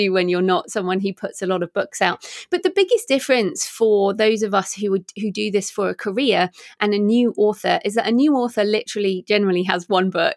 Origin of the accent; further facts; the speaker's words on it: England, United Kingdom; moved away as an adult; also born or lived in Australia; I'm obviously English and, um, I was living in Australia at the time.